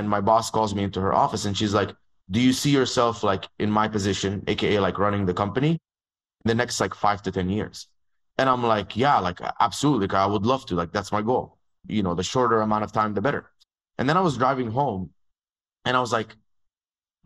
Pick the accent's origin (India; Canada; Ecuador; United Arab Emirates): United Arab Emirates; Dubai; moved away as an adult; also born or lived in Egypt; now in United States; I grew up in Dubai. So I was born in Egypt. And when I was 2.5 years old, my dad and my mom moved to Dubai. And that's where I grew up